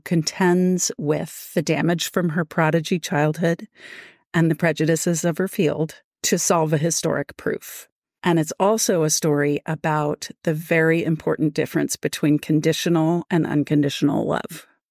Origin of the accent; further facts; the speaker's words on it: Washington, District of Columbia, United States; moved away; also born or lived in rural Virginia; I'm originally from Washington, D C, and there are so many interesting things about Washington, D C, especially when I was growing up there